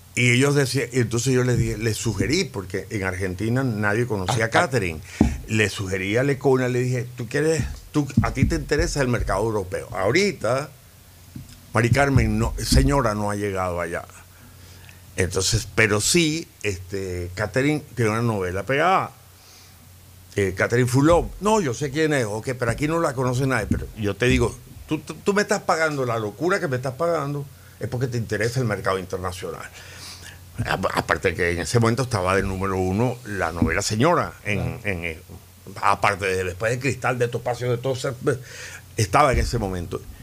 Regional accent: Valencia, Carabobo, Venezuela; moved away as an adult; also born or lived in Caracas; En Valencia, mi infancia y mi preadolescencia y mi adolescencia

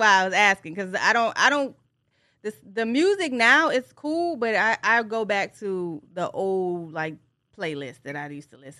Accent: Tennessee area, United States; also born or lived in Detroit, Michigan; I was raised in the Tennessee area, but I'm from Detroit.

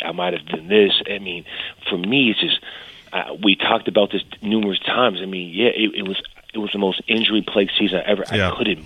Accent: San Diego, California, United States; I'm from San Diego

